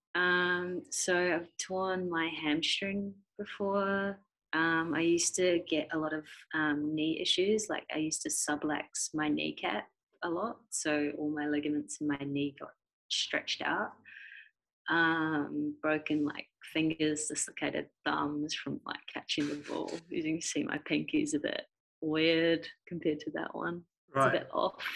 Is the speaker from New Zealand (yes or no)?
yes; Christchurch, Canterbury, New Zealand; I grew up in Christchurch, New Zealand